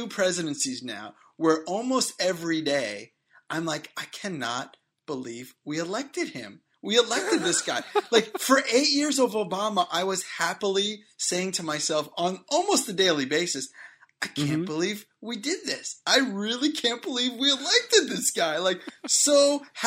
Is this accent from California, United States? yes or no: no; Boston, Massachusetts, United States; I am from Boston. I don't have an accent